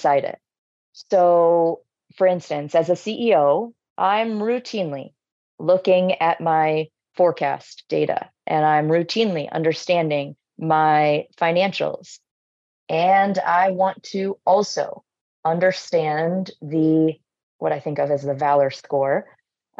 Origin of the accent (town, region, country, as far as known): Boston, Massachusetts, United States; born or raised there